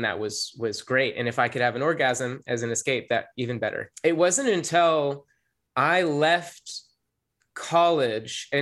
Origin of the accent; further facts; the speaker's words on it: the South, United States; growing up in the South